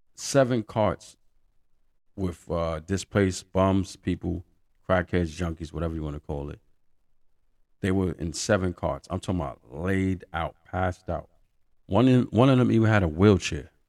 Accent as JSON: {"language": "English", "town": "New York City", "region": "New York", "country": "United States", "tie": "born or raised there", "said": "I'm a New Yorker. I've been here basically all my life"}